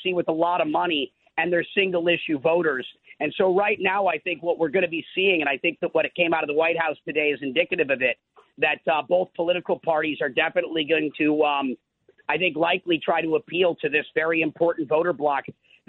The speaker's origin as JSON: {"language": "English", "region": "Minnesota", "country": "United States", "tie": "born or raised there", "moved": "yes", "said": "I'm from Minnesota, so I did spend a lot of my life on farms as a kid"}